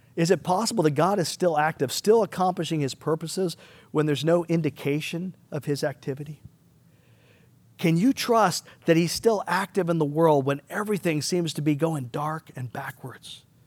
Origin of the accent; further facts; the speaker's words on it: United States; us as American Christians